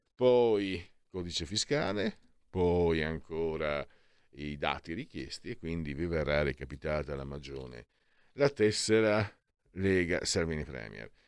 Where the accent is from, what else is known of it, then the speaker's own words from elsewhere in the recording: Italy; moved away as an adult; now in Milan, Italy; io vengo dal Friul Veneto, sono Friul Veneto e sono qui a Milano da, da 17 anni